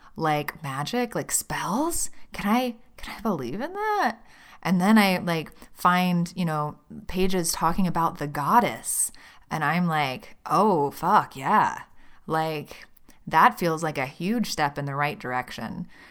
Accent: Birmingham, Alabama, United States; moved away as an adult; I grew up in Birmingham, Alabama. I lived there for the first twenty-two years of my life

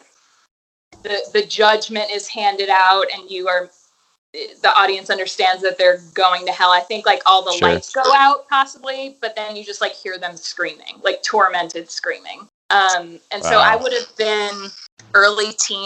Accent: suburbs outside of New Orleans, Louisiana, United States; in the suburbs that I grew up in outside of New Orleans

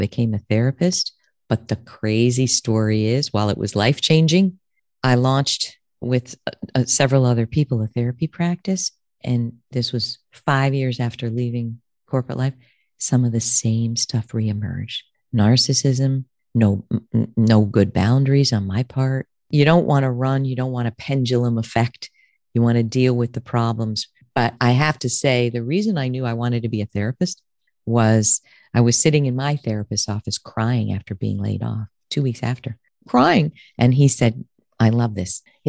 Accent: Connecticut, United States; You know, I grew up in Connecticut.

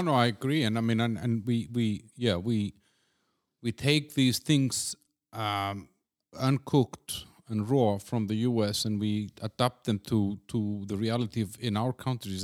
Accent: Iceland; now in Prague, Czech Republic; I'm from Iceland

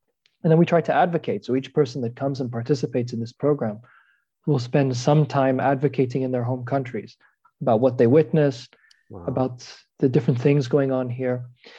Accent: Jerusalem, Jerusalem District, Israel; and I grew up in Jerusalem very much in an interesting context in between both the Israeli community and the Palestinian community in Jerusalem.

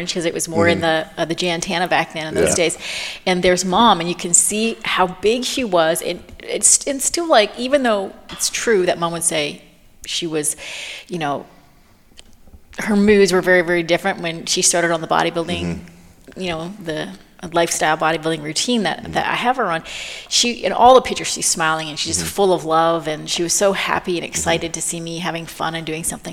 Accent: Canada; moved away; also born or lived in United States; I'm a Canadian

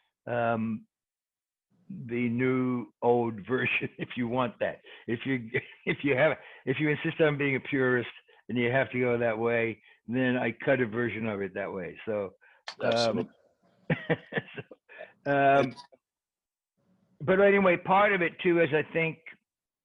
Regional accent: England, United Kingdom; I'm English.

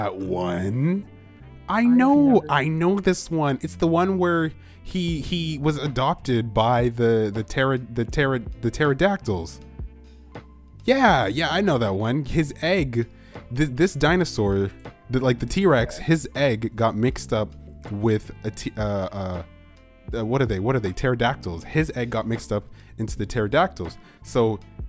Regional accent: Canada

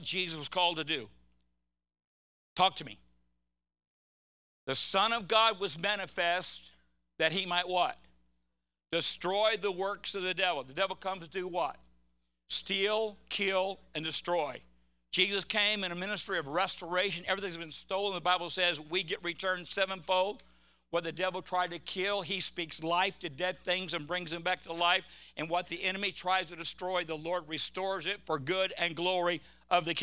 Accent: California, United States; I'm from California

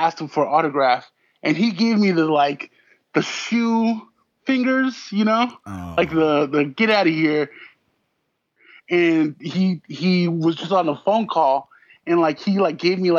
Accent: Pasadena, California, United States; I grew up in Pasadena, which is just outside of Los Angeles

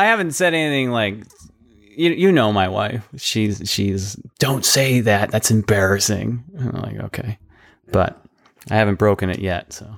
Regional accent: United States; as an American society

